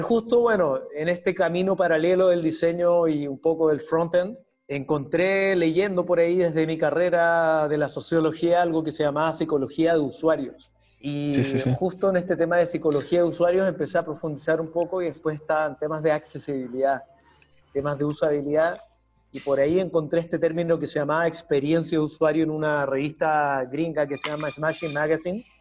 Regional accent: Chile; moved away as an adult; now in Lima, Peru; soy de Chile

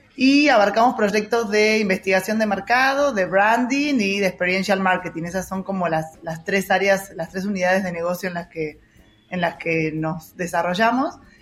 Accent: Mar del Plata, Buenos Aires Province, Argentina; de Argentina, eh, de, bueno, la ciudad donde nací se llama Mar del Plata

